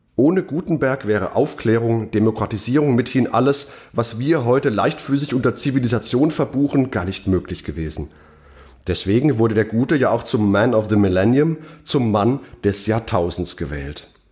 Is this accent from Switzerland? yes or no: no; Mainz, Rhineland-Palatinate, Germany; meiner Heimatstadt Mainz